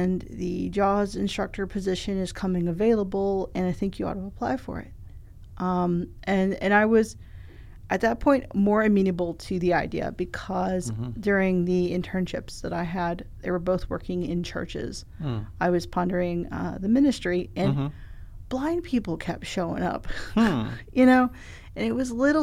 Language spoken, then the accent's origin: English; Spartanburg, South Carolina, United States; also born or lived in Louisville, Kentucky; now in Columbia, United States; I'm originally from Spartanburg.